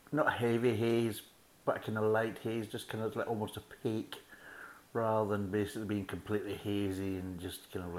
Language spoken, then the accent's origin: English; Scotland, United Kingdom; me being a Scotsman